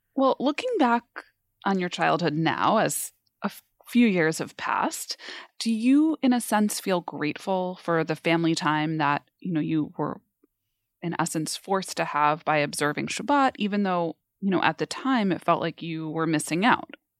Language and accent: English; New York, United States; I grew up in New York